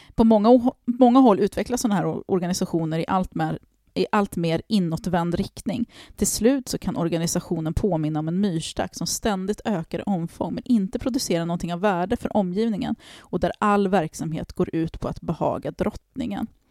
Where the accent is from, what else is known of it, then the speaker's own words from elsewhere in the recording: Harmånger, Gävleborg County, Sweden; när jag växte upp i Harmånger på 90-talet